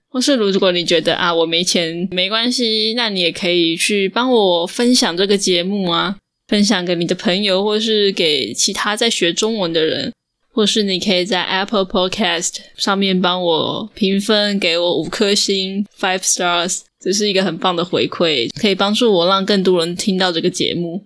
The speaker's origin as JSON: {"language": "Chinese", "country": "Taiwan", "first_language": "Mandarin and Taiwanese Hokkien", "said": "我的母语是华语跟台语。从小爸妈是跟我们说台语跟华语，就是台语 mix 华语，又叫做台湾国语"}